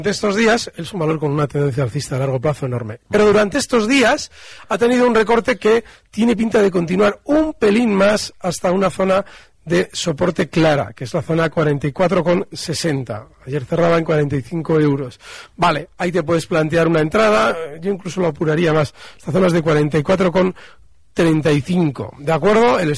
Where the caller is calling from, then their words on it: Barcelona, Catalonia, Spain; Hola, buenos días. … de Barcelona.